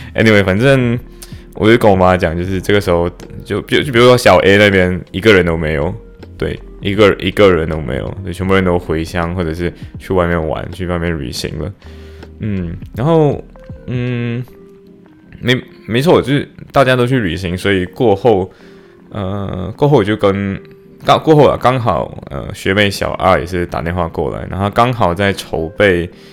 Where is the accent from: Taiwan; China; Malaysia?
Malaysia; now in Liverpool, United Kingdom; 我是马来西亚华裔